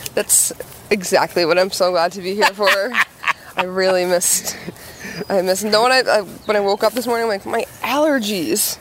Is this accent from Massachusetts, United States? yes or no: yes; Billerica, Massachusetts, United States; I'm from Billerica